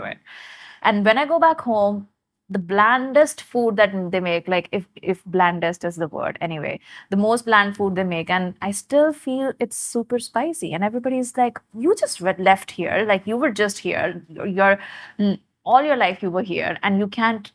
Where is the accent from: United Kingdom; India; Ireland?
India; accent: Indian; now in Canada; our Indian accent.